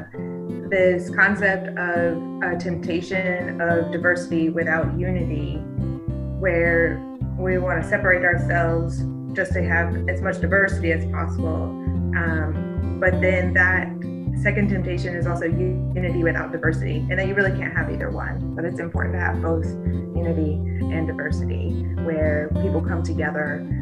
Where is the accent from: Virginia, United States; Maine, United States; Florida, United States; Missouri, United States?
Virginia, United States; Colonial Beach; I was born and raised in Westmoreland, Colonial Beach, right here